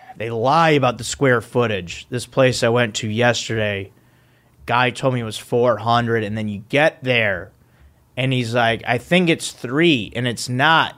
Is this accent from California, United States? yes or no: no; Park Ridge, Illinois, United States; moved away; in my hometown of Park Ridge